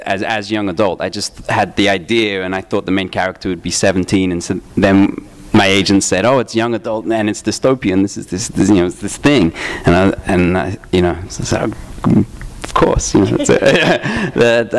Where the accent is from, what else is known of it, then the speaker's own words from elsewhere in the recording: England, United Kingdom; I grew up in England, and I used to get, I used to buy 2000 AD with my pocket money